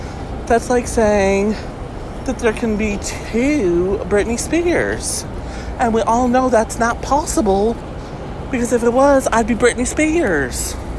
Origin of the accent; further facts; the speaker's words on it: the South, United States; And I'm from the South and I know what makes sense.